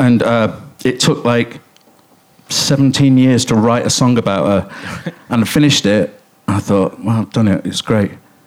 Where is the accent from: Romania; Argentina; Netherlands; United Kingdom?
United Kingdom; Coventry, West Midlands; I grew up in Coventry, which is about to be the city of culture.